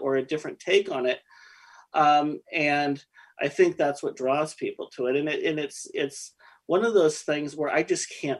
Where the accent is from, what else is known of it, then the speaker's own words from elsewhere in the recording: Oregon City, Oregon, United States; I grew up in Oregon City